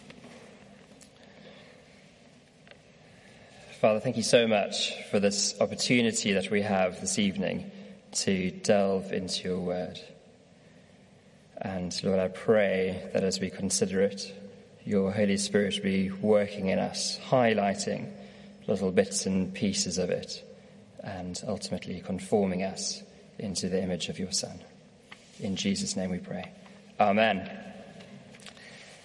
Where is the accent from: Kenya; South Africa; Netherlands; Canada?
South Africa; now in United Kingdom; I'm from South Africa